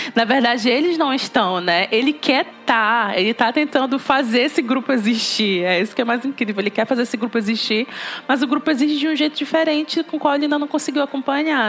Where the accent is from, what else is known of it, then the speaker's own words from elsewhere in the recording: Belém, Pará, Brazil; sou de Belém do Pará